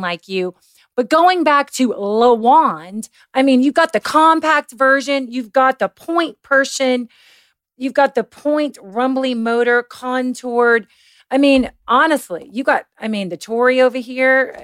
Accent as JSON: {"language": "English", "region": "Kentucky", "country": "United States", "said": "I grew up in a very Christian household. I'm from Kentucky."}